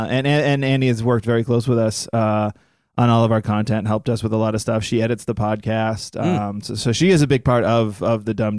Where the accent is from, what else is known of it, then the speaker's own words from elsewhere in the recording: Massachusetts, United States; moved away as an adult; now in New York, United States; We both moved out there at the same time, but she was moving from Oklahoma. I was from Massachusetts in New York.